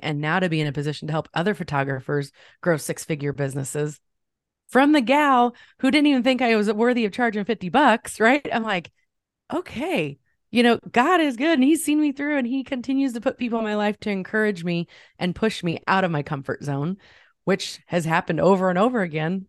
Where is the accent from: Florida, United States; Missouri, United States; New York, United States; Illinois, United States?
Illinois, United States; Champaign; I grew up in the Midwest. I'm in Ch-, near Champaign, Illinois. I've been here all of my life